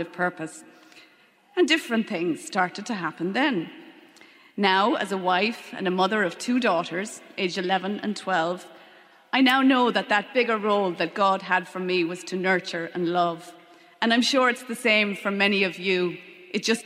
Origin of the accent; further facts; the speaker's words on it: Leitrim, Connacht, Ireland; also born or lived in London / Longford; I was born in London, grew up in Leitrim, and went to boarding school in Newtown Forbes in Longford